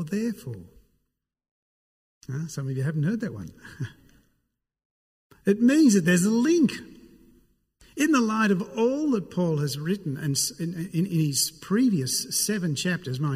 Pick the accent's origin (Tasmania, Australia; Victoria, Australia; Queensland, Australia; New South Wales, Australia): New South Wales, Australia; Sydney; I'm from Sydney.